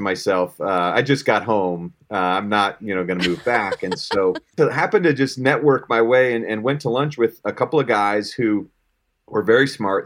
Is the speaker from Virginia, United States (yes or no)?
no; Colorado, United States; born and raised in Colorado